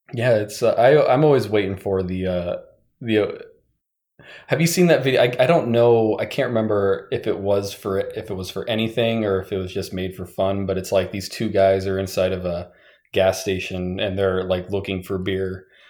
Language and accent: English; western Nebraska, United States; moved away; also born or lived in Pacific Northwest; I grew up in Nebraska, um, on the western part of Nebraska